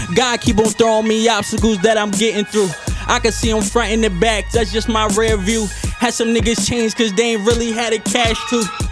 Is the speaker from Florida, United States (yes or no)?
no; Philadelphia, Pennsylvania, United States; also born or lived in Williamsport, Pennsylvania; soon as I was born, my mom moved to Philly